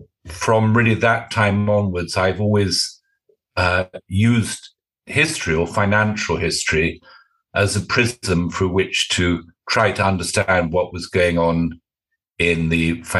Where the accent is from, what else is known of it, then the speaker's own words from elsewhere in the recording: United Kingdom; I'm British.